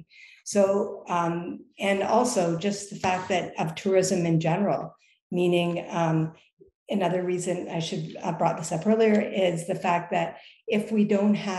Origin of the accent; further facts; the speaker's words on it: Lake Huron, Ontario, Canada; also born or lived in Toronto; I grew up on Lake Huron